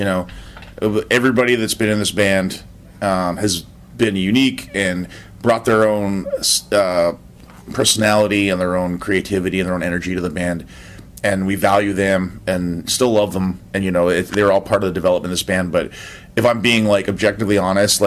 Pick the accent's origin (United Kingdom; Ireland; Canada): Canada; now in United States; I'm Canadian.